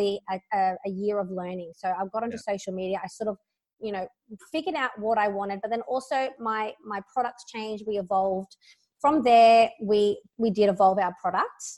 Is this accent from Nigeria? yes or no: no; Sydney, New South Wales, Australia; I'm from Sydney, Australia